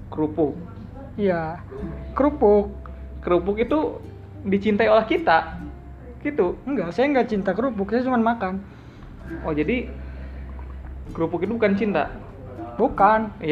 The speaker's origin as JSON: {"language": "Indonesian", "town": "Bandung", "region": "West Java", "country": "Indonesia", "said": "asa bukan orang Bandung banget gitu kan kita orang"}